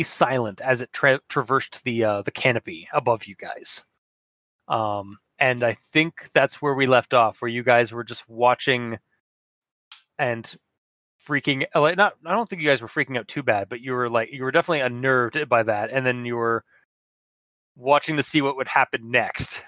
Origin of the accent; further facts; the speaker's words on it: Canada; we're Canadian